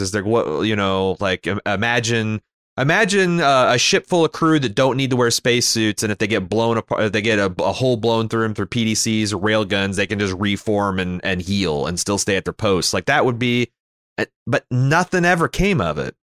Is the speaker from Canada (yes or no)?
yes; Canada; as a Canadian